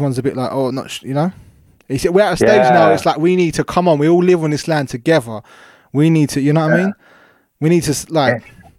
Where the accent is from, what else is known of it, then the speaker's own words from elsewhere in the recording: London, United Kingdom; I come from, I come from Croydon, which is it's Greater London. But there's like a little place called New Addington, and that's where I come from. And that's like, it's like its own little, trust me, it's its own little thing. And it's like one of the, I think it's one of the biggest council estates.